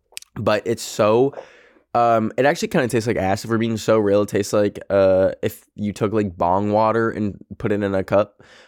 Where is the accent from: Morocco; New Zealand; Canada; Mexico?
Canada; Yes, I just said bag, because I'm Canadian.